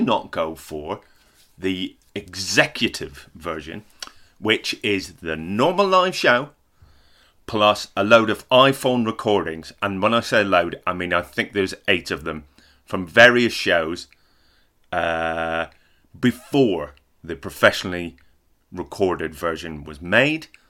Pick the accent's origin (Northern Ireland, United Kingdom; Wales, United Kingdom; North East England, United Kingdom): Northern Ireland, United Kingdom; I am Northern Irish.